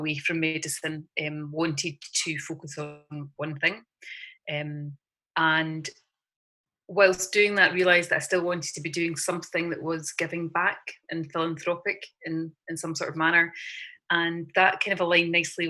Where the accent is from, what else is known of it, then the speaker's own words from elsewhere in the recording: just outside of Glasgow, Scotland, United Kingdom; moved away as an adult; also born or lived in London; Grew up just outside, well, in just outside of Glasgow